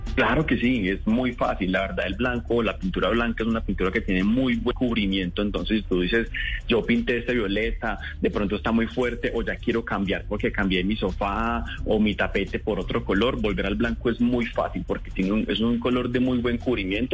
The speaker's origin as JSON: {"language": "Spanish", "country": "Colombia", "said": "nosotros como colombianos"}